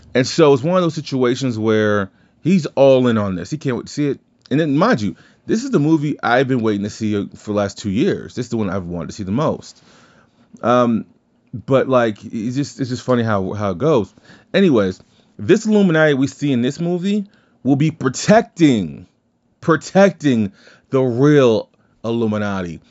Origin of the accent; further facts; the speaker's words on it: the South, United States; I'm from the South